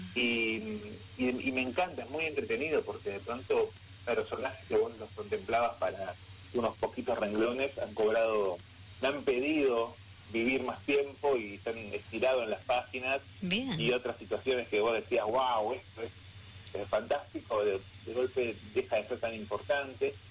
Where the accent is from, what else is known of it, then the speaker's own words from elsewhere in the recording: Buenos Aires, Argentina; moved away as an adult; now in San Rafael, Argentina; yo nací en Buenos Aires, en Capital Federal